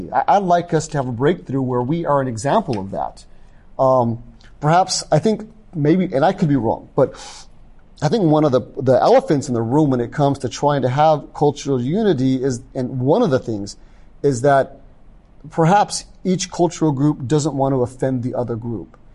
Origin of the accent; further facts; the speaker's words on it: the South, United States; I grew up in the South, and I was, my parents were, in the, my mother was in the military.